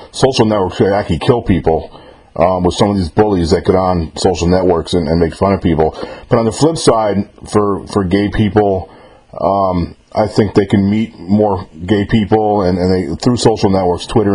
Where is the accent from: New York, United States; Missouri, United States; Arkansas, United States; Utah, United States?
New York, United States; moved away as an adult; now in Mississippi, United States; I was born and raised in New York, but I happen to live in Mississippi right now